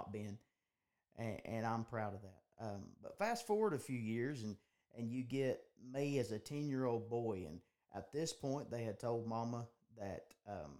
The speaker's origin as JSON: {"language": "English", "town": "Gillsville", "region": "Georgia", "country": "United States", "tie": "born or raised there", "said": "I'm 24 years old, live in North Georgia, and born and raised in Gillsville"}